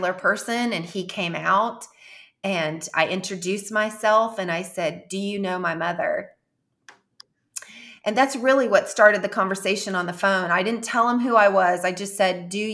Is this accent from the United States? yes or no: yes; Jefferson City, United States; moved away as an adult; my hometown in Jefferson City